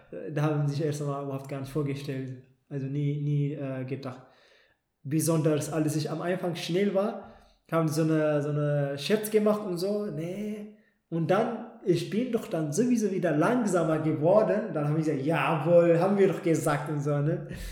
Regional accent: Ethiopia; now in Germany; in meiner Heimat

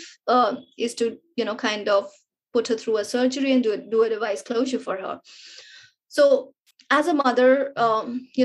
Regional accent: India; being an Indian, you know, and being raised with those Indian culture and the social upbringing

